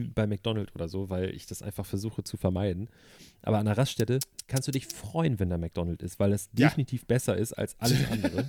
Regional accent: Germany; als Deutscher, ich meine, wir haben in Deutschland

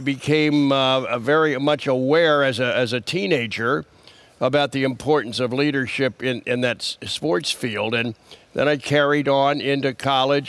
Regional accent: Wilmington, Delaware, United States; I grew up in Wilmington, Delaware

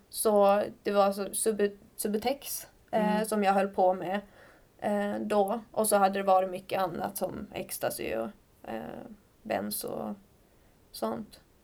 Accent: Skellefteå, Västerbotten County, Sweden; moved away as an adult; also born or lived in Örebro; now in Stockholm, Sweden; Jag kommer från Skellefteå Mm. Eh, en stad i, i Norrland. Ja, och har bott där i princip hela mitt liv

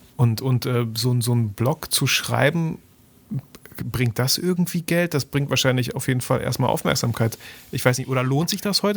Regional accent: Germany; bei uns in Deutschland

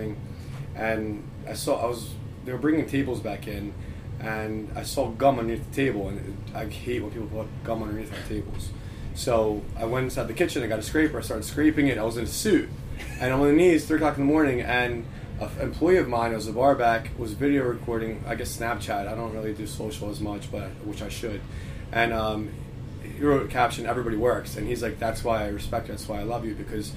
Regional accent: Philadelphia, Pennsylvania, United States; From Northeast Philadelphia originally.

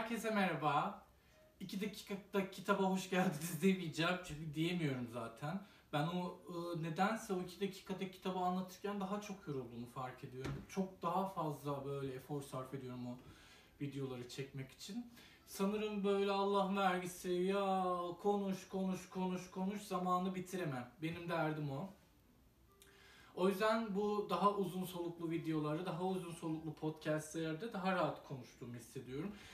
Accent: Iskenderun, Hatay, Turkey; ben de Hataylıyım, İskenderunluyum

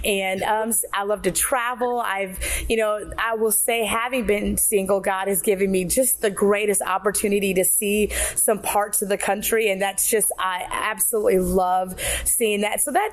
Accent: South Dakota, United States; moved away as an adult; also born or lived in Minneapolis, Minnesota; now in Georgia, United States; Just grew up in South Dakota, went to Minneapolis for school

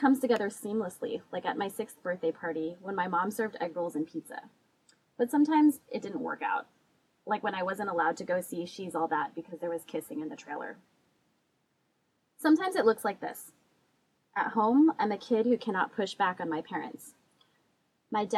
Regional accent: California, United States; I was born and raised in California.

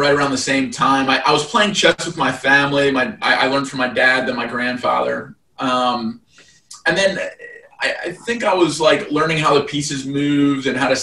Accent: just outside Philadelphia, Pennsylvania, United States; I'm actually from the Northeast too. I was born just outside Philly. Growing up, my mom had me in chess club

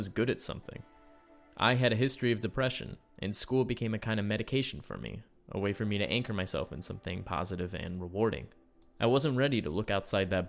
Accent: Springfield, Illinois, United States; moved away as an adult; now in Chicago, United States; I was in Springfield, my hometown

